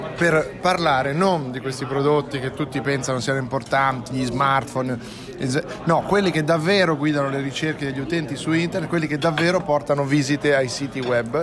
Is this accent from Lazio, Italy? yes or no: no; Massa, Tuscany, Italy; accent: massese